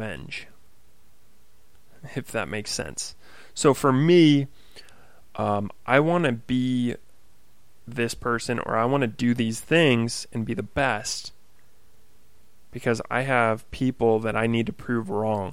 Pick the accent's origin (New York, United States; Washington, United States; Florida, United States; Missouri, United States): Washington, United States; Oak Harbor; I was working at a fitness center in my hometown of Oak Harbor, Washington